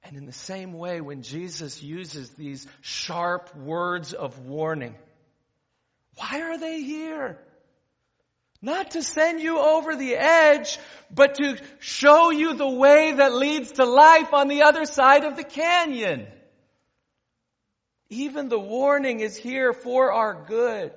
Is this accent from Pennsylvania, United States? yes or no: no; Ventura County, California, United States; I grew up in Ventura County